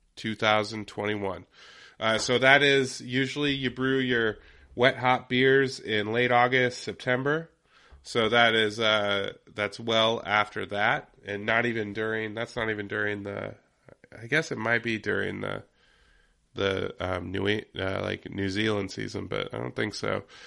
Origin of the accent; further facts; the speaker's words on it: Yakima Valley, Washington, United States; moved away; my hometown, my home area, the Yakima Valley